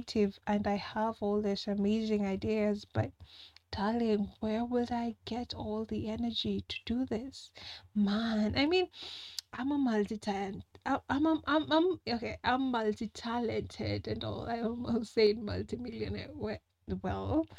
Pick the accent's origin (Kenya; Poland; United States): Kenya; I'm a Kenyan